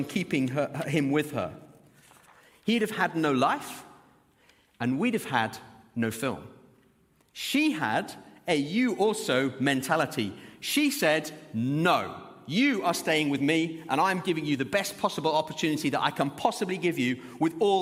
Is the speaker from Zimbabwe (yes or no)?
yes; Zimbabwe; now in Birmingham, United Kingdom; I was born in Zimbabwe